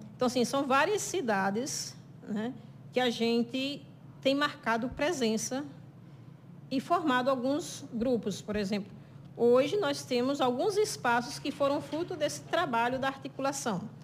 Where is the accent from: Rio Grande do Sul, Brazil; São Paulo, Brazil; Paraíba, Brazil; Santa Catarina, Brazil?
Paraíba, Brazil; São João do Rio do Peixe; now in Sousa, Brazil; Eu sou natural de São João do Rio do Peixe, moro em Souza